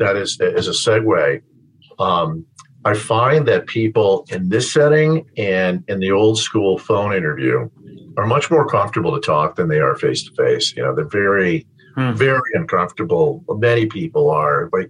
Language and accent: English; Connecticut, United States; I grew up here in Connecticut. I grew up right where I live